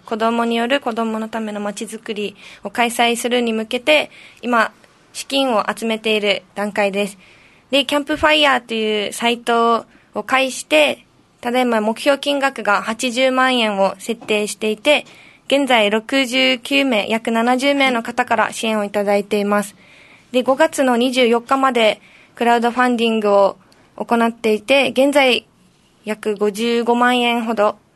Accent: Nishihara, Okinawa, Japan; 生まれも育ちもずっと西原町

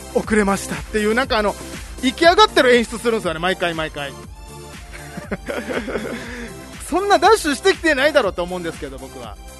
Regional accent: Okinawa, Japan; now in Tokyo, Japan

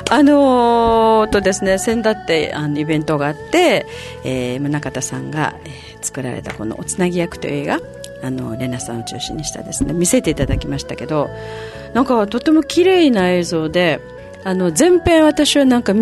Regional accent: Tokyo, Japan; 僕は東京ですね東京

